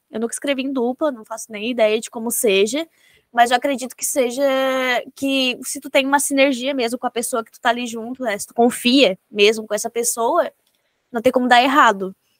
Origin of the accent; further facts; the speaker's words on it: Santa Catarina, Brazil; como catarinense